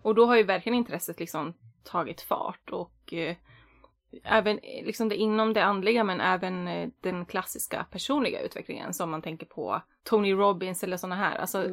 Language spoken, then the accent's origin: Swedish; Västerås, Västmanland, Sweden; moved away as an adult; now in Gothenburg, Sweden; Uppvuxen på landet fast jag är född och uppvuxen i Västerås då och i orten utanför